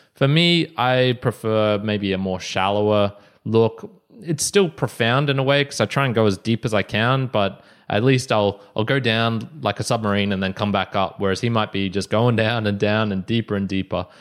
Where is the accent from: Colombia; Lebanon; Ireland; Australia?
Australia; Brisbane, Queensland; We're both from Brisbane, Australia